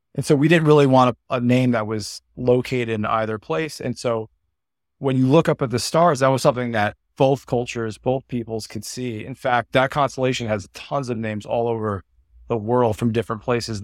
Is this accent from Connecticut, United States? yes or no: yes; Connecticut, United States; moved away as an adult; now in Los Angeles, United States; I'm from Connecticut. I'm from a small suburb n, near New Haven